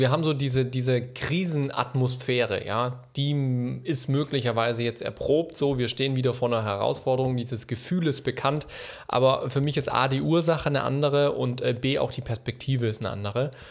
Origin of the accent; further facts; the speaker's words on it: Germany; wir als Deutsche